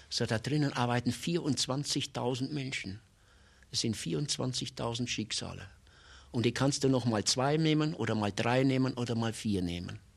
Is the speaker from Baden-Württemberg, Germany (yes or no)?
no; North Rhine-Westphalia, Germany; So, bei uns im Ruhrgebiet stellt sich jeder am Tresen.